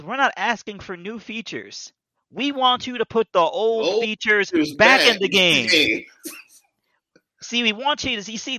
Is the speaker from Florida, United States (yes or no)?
yes; South Florida, United States; I'm really from South Florida.